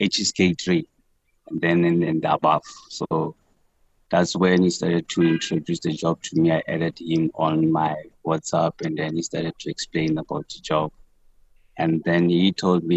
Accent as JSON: {"language": "English", "area": "Masilonyana", "region": "Free State", "country": "South Africa", "tie": "born or raised there", "moved": "as an adult", "said": "the community from my hometown, Masilonyana"}